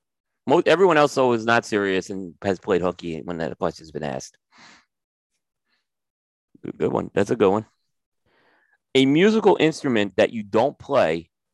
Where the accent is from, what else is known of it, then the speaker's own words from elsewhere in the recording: New York City, New York, United States; Growing up in New York City